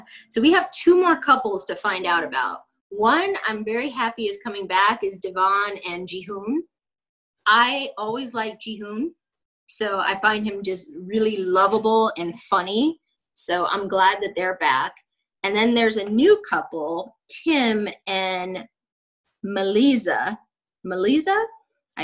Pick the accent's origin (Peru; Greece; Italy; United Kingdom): Greece; I wasn't born in Ethiopia. I was actually born, I was born in Greece.